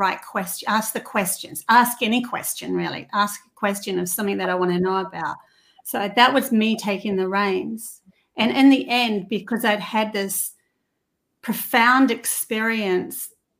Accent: New Zealand; now in Australia; I come from New Zealand

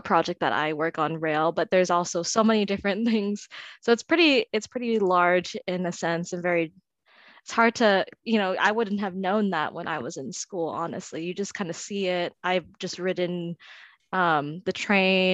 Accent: San Diego, California, United States; I'm from San Diego

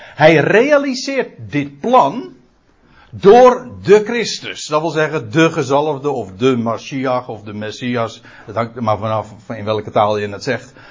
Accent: Aalsmeer, North Holland, Netherlands; moved away as an adult; now in Katwijk, Netherlands; Ik ben een Aalsmeerder

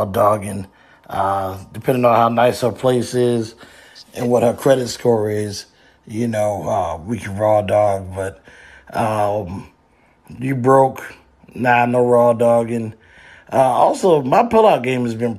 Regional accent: New Jersey, United States; I'm from Jersey

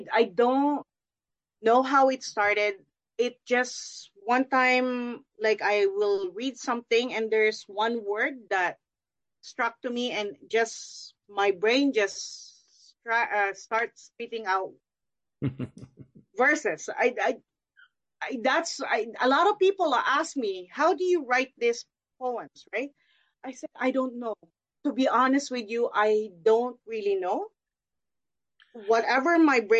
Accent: Philippines; moved away; I'm born and raised in the Philippines

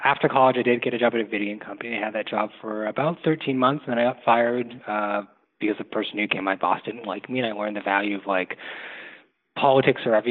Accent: Toronto, Ontario, Canada; now in Montreal, Canada; I grew up in Toronto, Canada.

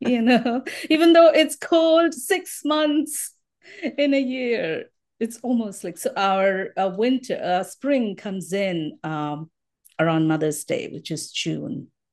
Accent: Mumbai, Maharashtra, India; moved away as an adult; also born or lived in Colorado, United States; now in Minnesota, United States; Born, I mean, brought up in Bombay, so most of my life I was in Bombay

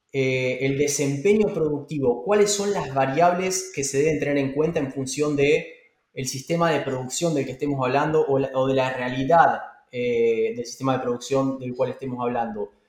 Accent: Argentina; moved away; mi país, eh, a, mi tierra, Argentina

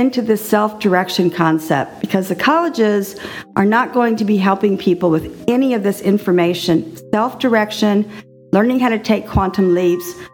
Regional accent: Texas, United States; moved away; also born or lived in Austin, Texas; I was raised in Texas

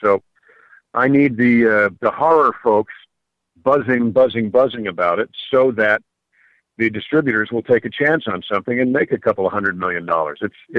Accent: Mount Kisco, New York, United States; I'm a New Yorker. I'm a New Yorker myself.

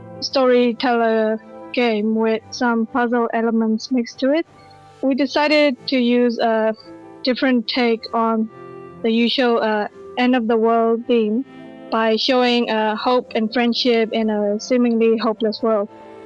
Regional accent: Myanmar; Yeah, I'm from Burma as well.

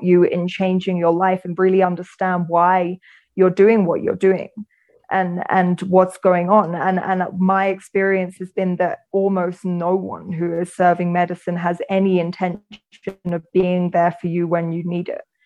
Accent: England, United Kingdom; moved away as an adult; also born or lived in London / United States; now in Sacred Valley, Peru; I'm from England and I lived all over England.

